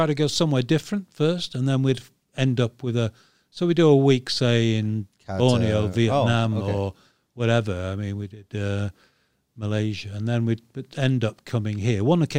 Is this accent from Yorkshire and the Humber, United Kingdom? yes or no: yes; Yorkshire and the Humber, United Kingdom; We're both from Yorkshire. North of England.